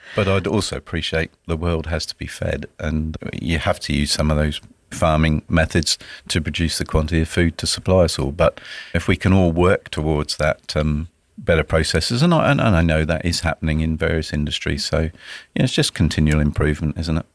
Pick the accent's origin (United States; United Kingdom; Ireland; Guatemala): United Kingdom; Dorset, South West England; moved away as an adult; also born or lived in Edinburgh, Scotland; now in Sunshine Coast, Australia; I grew up in the beautiful county of Dorset in the U K on the south coast